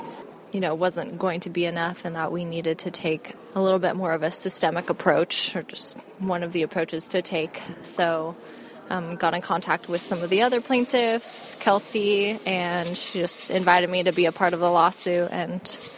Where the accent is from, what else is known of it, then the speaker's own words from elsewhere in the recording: Bend, Oregon, United States; my hometown of Bend, Oregon